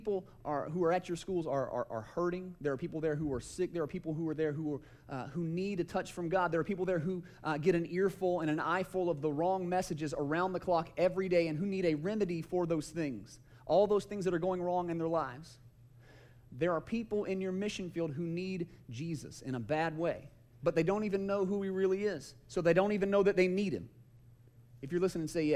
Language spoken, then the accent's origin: English; Kennesaw, Georgia, United States; also born or lived in Paulding County, Georgia; I grew up in Kennesaw